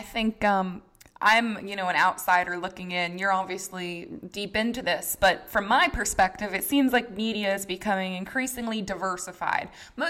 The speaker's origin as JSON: {"language": "English", "region": "New Hampshire", "country": "United States", "tie": "born or raised there", "said": "I'm a Yankee too. I grew up in New Hampshire."}